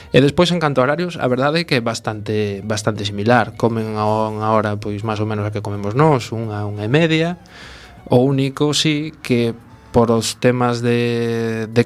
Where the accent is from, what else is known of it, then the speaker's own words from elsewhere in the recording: A Coruña, Galicia, Spain; moved away as an adult; also born or lived in Abu Dhabi, United Arab Emirates; son, son de Coruña e eh, empecé a, a facer un máster aquí en Coruña